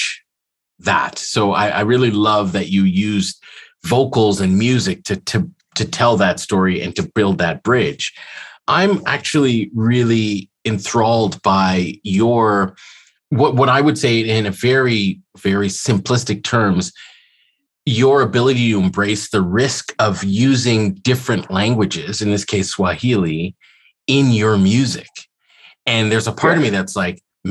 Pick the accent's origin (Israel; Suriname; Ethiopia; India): Ethiopia; also born or lived in Montreal, Canada; now in Toronto, Canada; I was born in Ethiopia. So for me coming to Canada